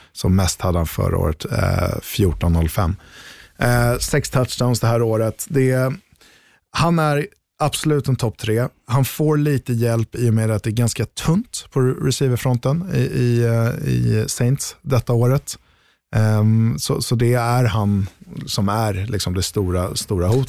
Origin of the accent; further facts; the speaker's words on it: Sweden; här hemma i Sverige